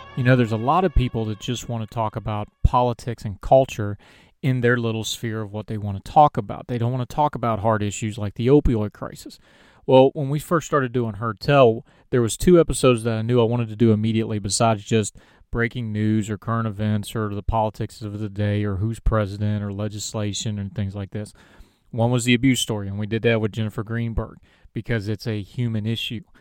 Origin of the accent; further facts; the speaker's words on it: West Virginia, United States; West Virginia Public Media did a story. They actually did it on my hometown